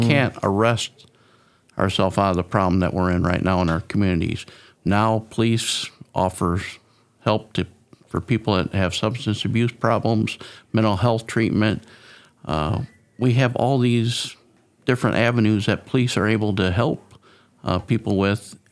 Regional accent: Mendota, Illinois, United States; moved away as an adult; now in Whiteside County, United States; I grew up in Mendota, uh, a little distance from here

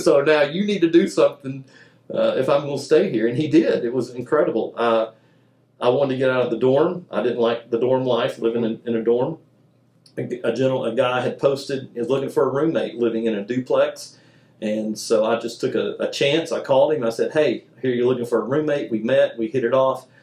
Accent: Mobile, Alabama, United States; I grew up in Mobile, Alabama.

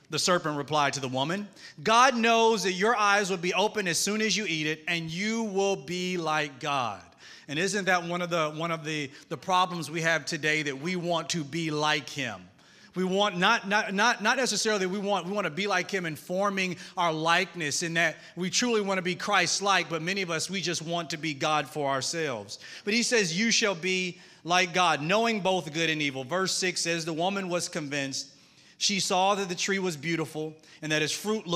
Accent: Mississippi, United States; accent: Southern twang; now in Atlanta, United States; I'm from Mississippi. I live in Atlanta, Georgia, but I'm Southern. So if you hear a twang

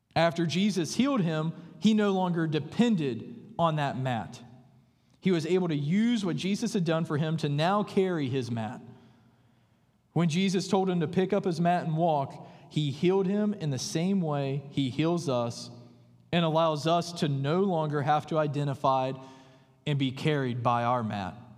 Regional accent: the buckle of the Bible Belt, the South, United States; moved away; I grew up in what is known as the buckle of the Bible Belt

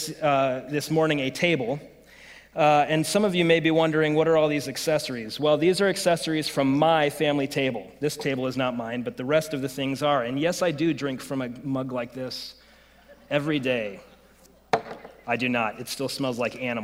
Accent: United States; I'm an American

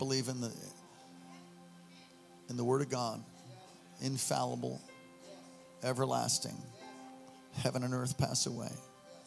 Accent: New York City, New York, United States; moved away as an adult; also born or lived in Hawaii; I'm from New York originally. The first 18 years of my life, I was born on the Lower East Side at St. Vincent's Hospital

